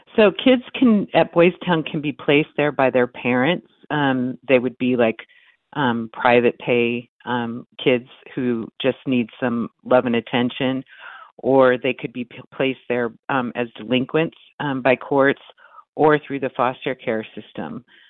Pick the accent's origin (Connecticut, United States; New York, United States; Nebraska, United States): Nebraska, United States; Omaha; I grew up in Omaha